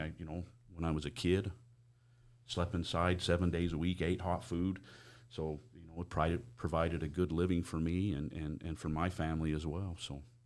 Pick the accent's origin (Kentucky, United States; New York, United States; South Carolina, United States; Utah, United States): Utah, United States; Price; moved away as an adult; also born or lived in Four Corners, New Mexico; I grew up in Price